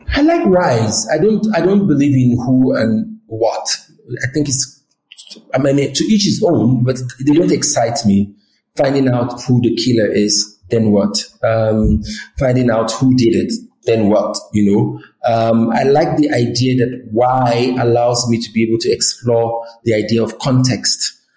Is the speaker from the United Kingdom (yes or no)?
no; Nigeria; I'm Nigerian